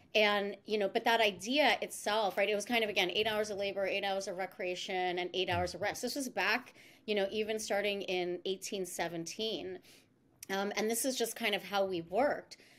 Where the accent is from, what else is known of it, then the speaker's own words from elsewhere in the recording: East Coast, United States; moved away as an adult; I'm actually born and raised on the East Coast